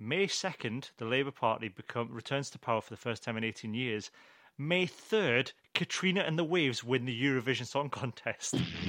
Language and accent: English; the Scottish Borders, Scotland, United Kingdom; I'm from the Borders. We've got some nice hills and some nice countryside. There's a bit of history